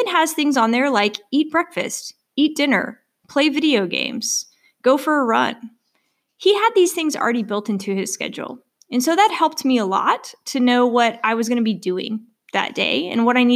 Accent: Arkansas, United States; also born or lived in Missouri / North Carolina / Wisconsin; now in Stillwater, United States; I'm originally from Arkansas

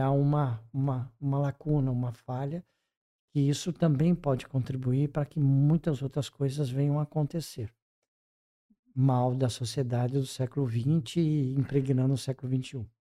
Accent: Brazil; como brasileiros

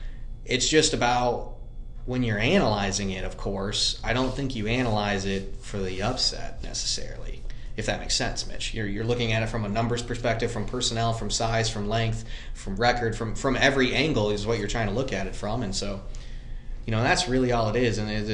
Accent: Grand Ledge, Michigan, United States; I grew up in Grand Ledge, Michigan. Shout out to the Comets as well, since Mitch mentioned that. That's our mascot. You know, and I grew up there, a small town outside of Lansing

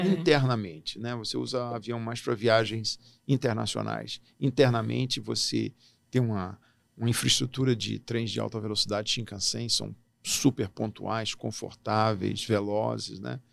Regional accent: Brasília, Federal District, Brazil; moved away as an adult; also born or lived in Natal, Rio Grande do Norte; now in Hamamatsu, Japan; eu nasci em Natal, vim para Brasília com seis anos de idade e fiz toda a minha trajetória escolar é, aqui, no, aqui em Brasília

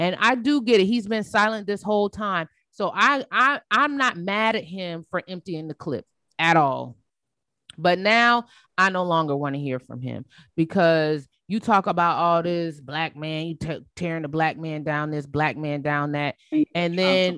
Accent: South Carolina, United States; I'm from South Carolina

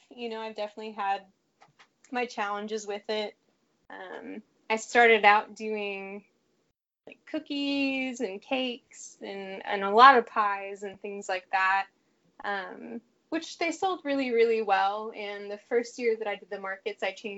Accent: Fort Worth, Texas, United States; I'm from Fort Worth.

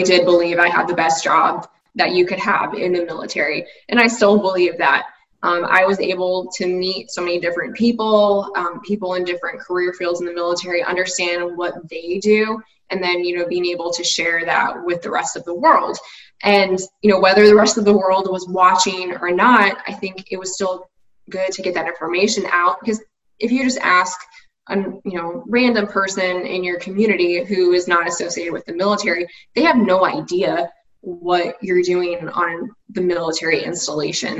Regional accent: United States; living in the States, growing up in the States

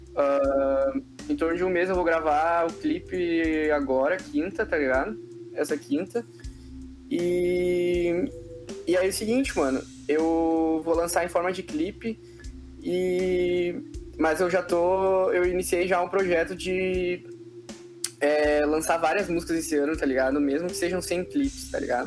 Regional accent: Brazil

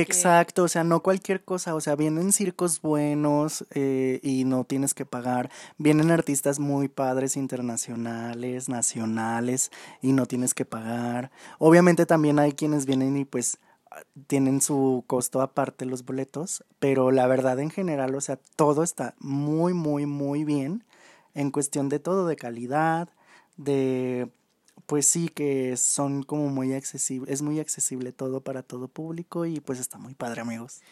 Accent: León, Guanajuato, Mexico; nuestra bella ciudad de León, de donde somos nosotros

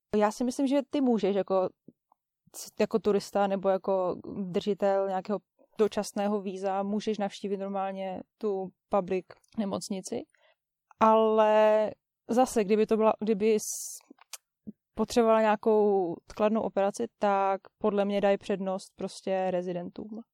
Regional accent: Czechia; now in New Zealand

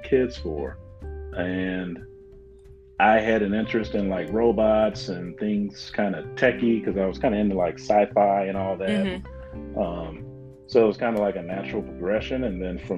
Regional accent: Atlanta, Georgia, United States; moved away as an adult; now in Michigan, United States; I'm originally from Atlanta, Georgia. I moved up here back in 99

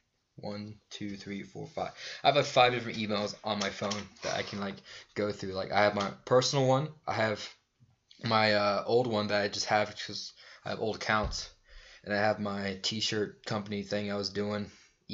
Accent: United States; I'm American

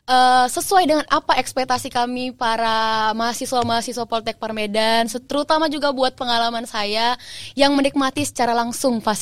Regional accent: Medan, North Sumatra, Indonesia; asli. Dari daerah Medan, asli Medan. dari orang Lahirnya Medan. di Medan. Iya benar.

